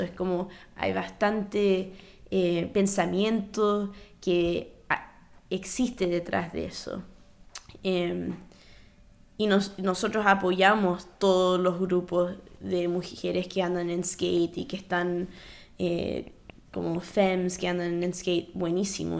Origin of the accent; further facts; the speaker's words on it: New York, United States; siendo primer generación nacida en Nueva York